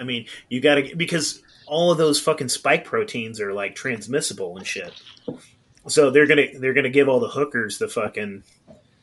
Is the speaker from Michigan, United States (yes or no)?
no; Eureka, California, United States; born or raised there